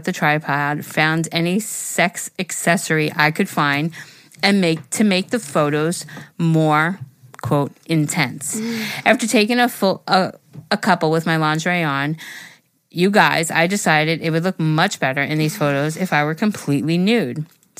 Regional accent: Toronto, Ontario, Canada; I'm from Toronto and my boyfriend is from Vancouver.

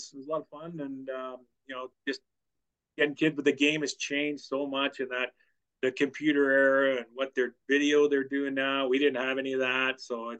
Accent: British Columbia, Canada; Well, it's my hometown. Always wanted to play there. I grew up watching the Canucks.

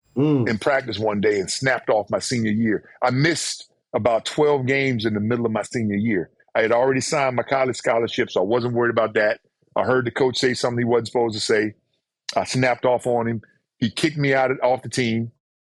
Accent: Mississippi, United States; moved away as an adult; I'm from Mississippi. I used to have people tell me, well, you don't sound like you're from Mississippi.

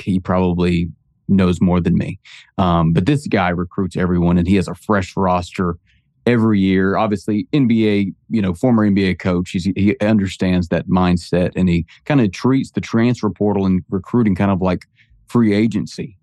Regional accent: Alabama, United States; I grew up in Alabama

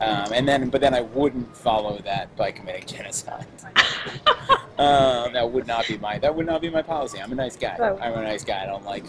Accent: Long Island, New York, United States; I'm happy I'm a New Yorker and I live in New York City, and I'm happy I grew up on Long Island.

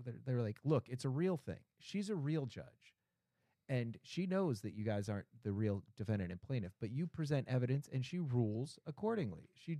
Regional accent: Boston, Massachusetts, United States; accent: Boston; I am from Boston. I have a pretty good accent.

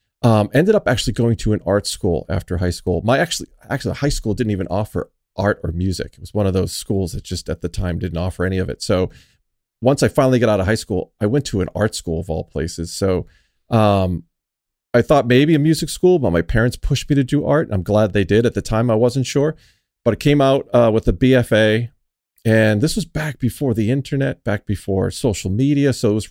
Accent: Boston, Massachusetts, United States; born and raised in Boston

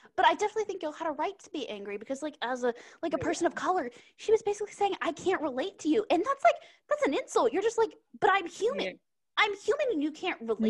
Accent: Texas, United States; I grew up in Texas

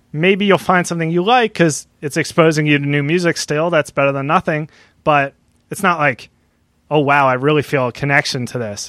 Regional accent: New Jersey, United States; also born or lived in Delaware; I'm from New Jersey

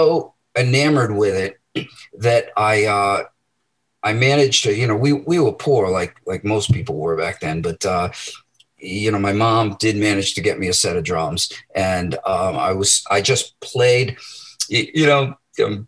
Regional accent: Medford, Massachusetts, United States; I was born in Medford and, you know, I grew up there

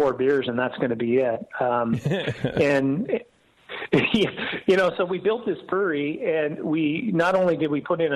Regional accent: Walnut Creek, California, United States; moved away as an adult; also born or lived in San Diego; now in Atlanta, United States; I'm actually a Bay Area guy. I grew up in Walnut Creek

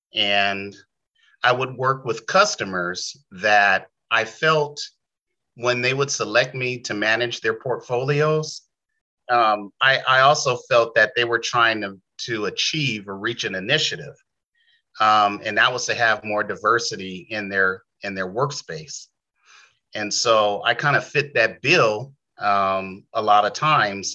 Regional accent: San Diego, California, United States; moved away as an adult; also born or lived in Bay Area, California; I am an original San Diegan, you know, original Californian, but I was born and raised in San Diego.

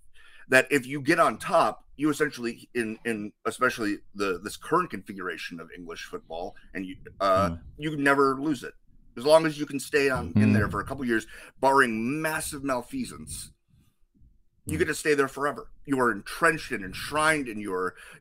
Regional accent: United States

